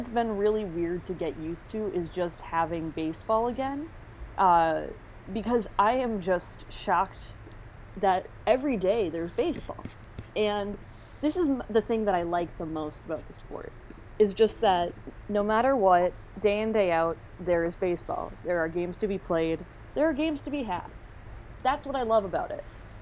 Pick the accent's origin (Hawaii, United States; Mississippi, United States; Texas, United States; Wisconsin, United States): Wisconsin, United States; Green Bay; I'm from Green Bay